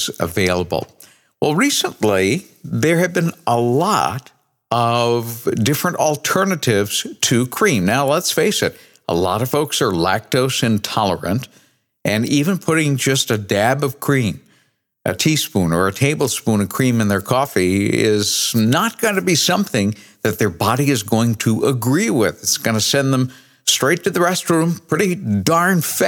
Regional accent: New England, United States; I grew up in New England

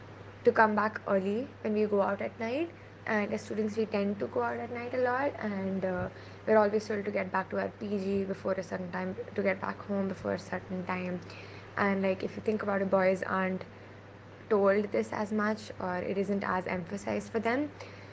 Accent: Bangalore, Karnataka, India; I'm a student from Bangalore.

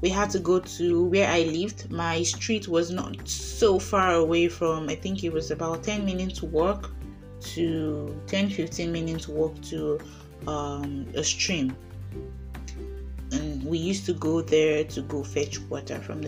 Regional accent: Idah, Kogi, Nigeria; moved away as an adult; also born or lived in Lagos, Nigeria; now in Russia; I was bred and bottered in Ida, Kogi State

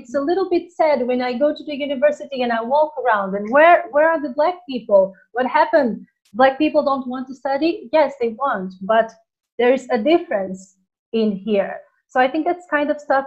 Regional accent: Portugal; moved away as an adult; also born or lived in Angola / Tenerife; I was born in Angola, in Africa, and then I went to Portugal, that's where I was raised, and that's where I lived until I was a grown up. Then I moved to Tenerife

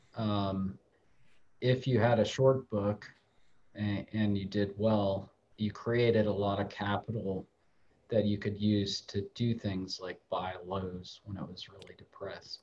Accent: Ohio, United States; I grew up in Ohio

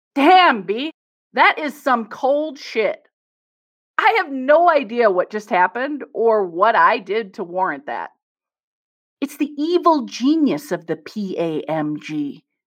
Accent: Midwest, United States; I'm from the Midwest, so I could tease my people

